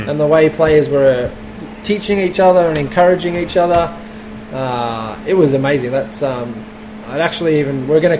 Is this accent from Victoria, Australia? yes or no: yes; Melbourne, Victoria, Australia; moved away; I was from Melbourne